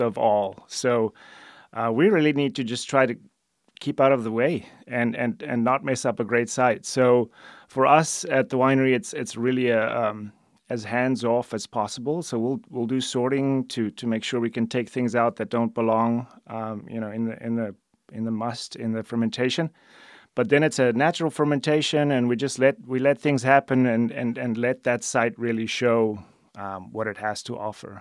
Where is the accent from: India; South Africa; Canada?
South Africa; moved away as an adult; now in United States; I'm originally from South Africa